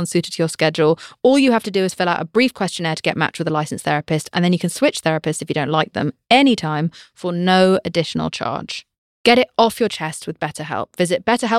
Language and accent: English; United Kingdom